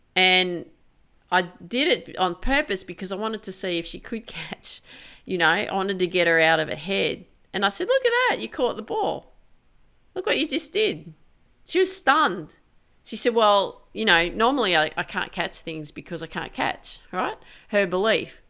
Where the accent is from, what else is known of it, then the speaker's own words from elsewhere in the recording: Grafton, New South Wales, Australia; I grew up in Grafton.